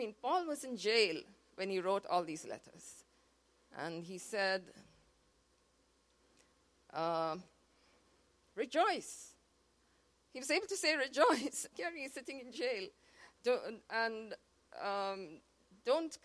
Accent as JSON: {"language": "English", "town": "Mumbai", "region": "Maharashtra", "country": "India", "moved": "yes", "said": "We are from Mumbai"}